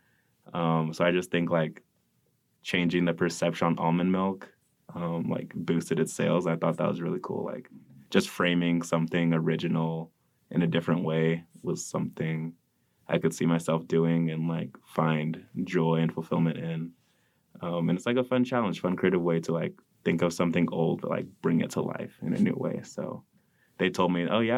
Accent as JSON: {"language": "English", "town": "Modesto", "region": "California", "country": "United States", "said": "I'm from Modesto, California"}